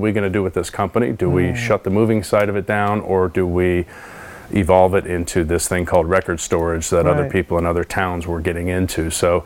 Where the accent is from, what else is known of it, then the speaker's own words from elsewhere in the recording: Bakersfield, California, United States; I'm from Bakersfield, born and raised